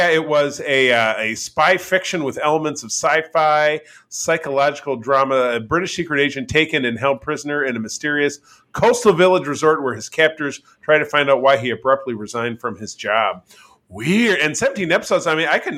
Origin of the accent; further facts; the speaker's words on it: Detroit, Michigan, United States; So I'm from Metro Detroit.